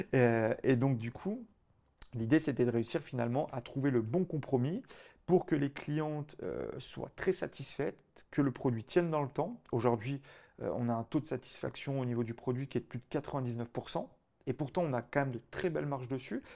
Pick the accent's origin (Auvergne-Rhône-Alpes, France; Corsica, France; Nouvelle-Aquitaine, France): Auvergne-Rhône-Alpes, France; en tant que bon auvergnat